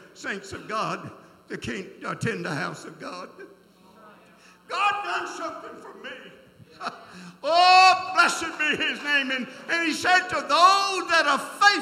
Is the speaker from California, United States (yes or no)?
no; South Georgia, United States; born or raised there